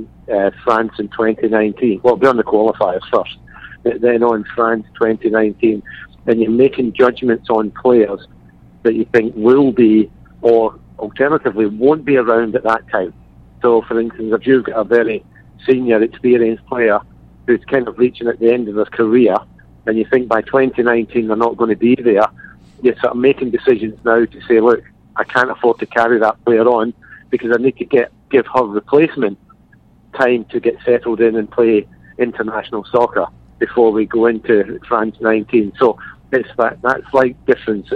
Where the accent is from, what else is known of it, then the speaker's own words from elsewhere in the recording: Glasgow, Scotland, United Kingdom; moved away; I'm from Glasgow